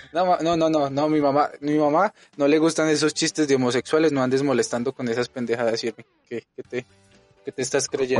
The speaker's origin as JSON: {"language": "Spanish", "country": "Colombia", "moved": "yes", "lives_now": "Mexico", "said": "Yo sí soy colombiano."}